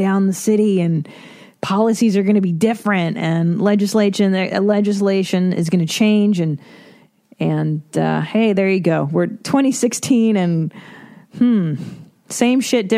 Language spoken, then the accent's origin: English; Los Angeles, California, United States; I grew up in Los Angeles